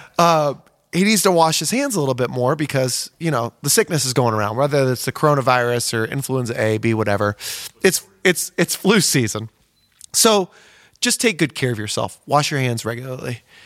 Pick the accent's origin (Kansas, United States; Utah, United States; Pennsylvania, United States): Kansas, United States; Osawatomie; where I'm from, Osawatomie, Kansas